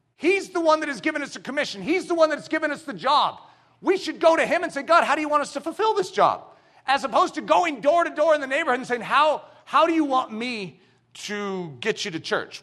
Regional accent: United States; we as American Christians

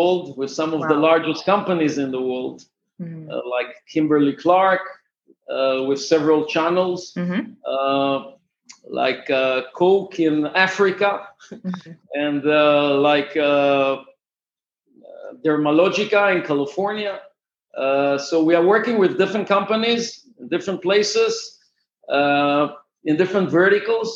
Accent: Israel; Actually, I'm from Israel.

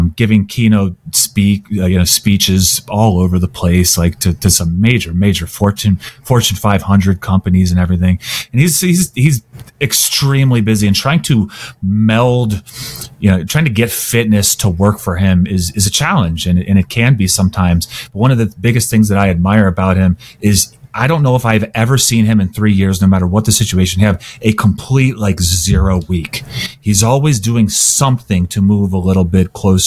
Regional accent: Cincinnati, Ohio, United States; I grew up in Cincinnati

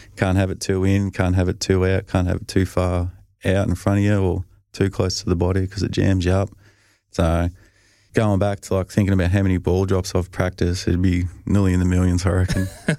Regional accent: Australia; And you know, I think being Australian, you sort of can't really throw your buddies under the bus.

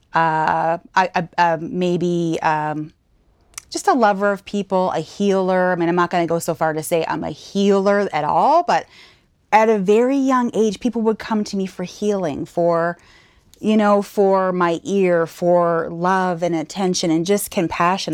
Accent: Saint John, New Brunswick, Canada; moved away as an adult; also born or lived in Fredericton, New Brunswick / Alberta; now in Nova Scotia, Canada; born and raised in St. John, New Brunswick, just a province over.

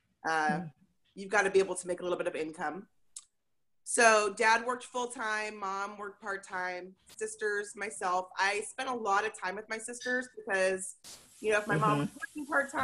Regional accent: Portland, Oregon, United States; I grew up in Portland, so that's fun. Grew up in Portland and went to Reynolds High School

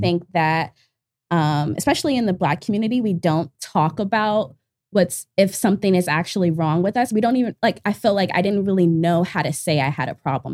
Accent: Washington, District of Columbia, United States; moved away; I'm from Northeast D C

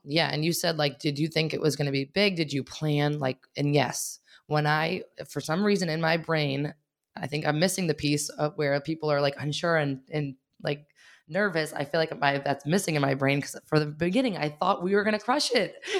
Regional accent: Wakefield, Massachusetts, United States; also born or lived in Arlington, Massachusetts; I grew up in Wakefield, and we happened to have our first studio in Wakefield

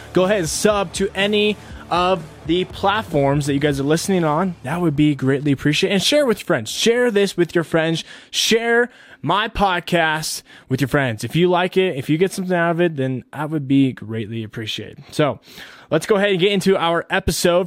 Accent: United States; as American citizens

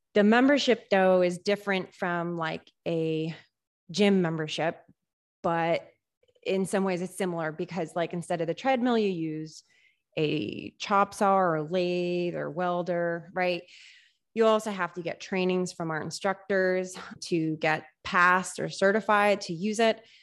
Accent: Rutland, Massachusetts, United States; also born or lived in Worcester; I grew up in this area, Central Massachusetts. I was born in Worcester, raised in Rutland.

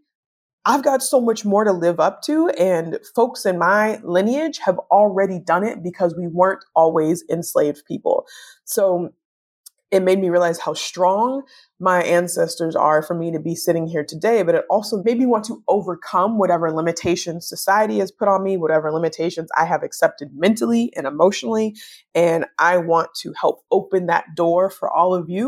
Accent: United States; as African American people

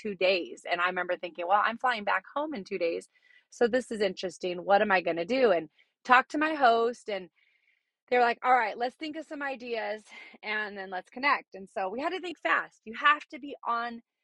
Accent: Southern California, United States; I'm from Southern California

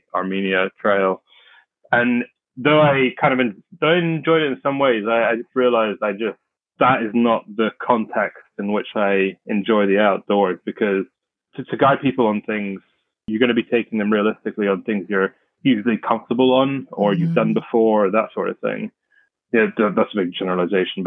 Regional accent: London, United Kingdom; also born or lived in Bristol; I grew up in London, born and raised in London.

